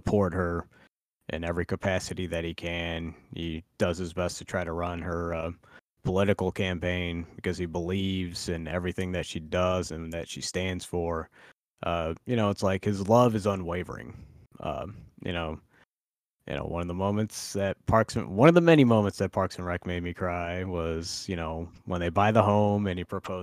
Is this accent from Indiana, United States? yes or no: yes; Indiana, United States; now in Florida, United States; I grew up in Indiana